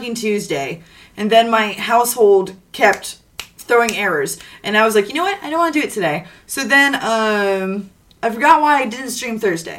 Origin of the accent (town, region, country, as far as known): Texas, United States; now in Georgia, United States